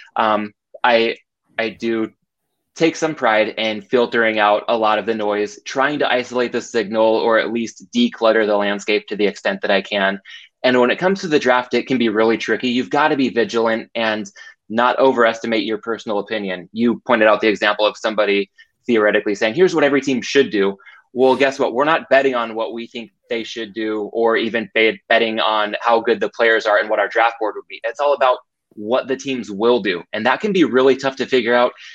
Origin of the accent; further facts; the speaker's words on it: Southern California, United States; born and raised in Southern California